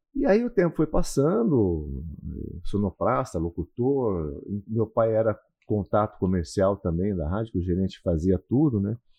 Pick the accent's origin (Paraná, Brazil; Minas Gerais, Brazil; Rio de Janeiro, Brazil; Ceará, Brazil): Paraná, Brazil; Cornélio Procópio; moved away; eu sou do interior do Paraná, sou de uma cidade chamada Cornélio Procópio. É uma cidade que hoje deve ter aproximadamente 50, 60 mil habitantes mas na minha época, na minha infância